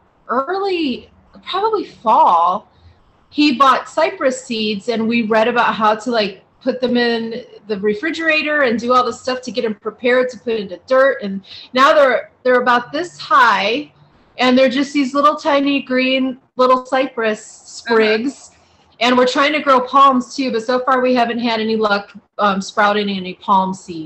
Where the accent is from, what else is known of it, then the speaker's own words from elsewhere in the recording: Ohio, United States; moved away; we live in the desert and I grew up in Ohio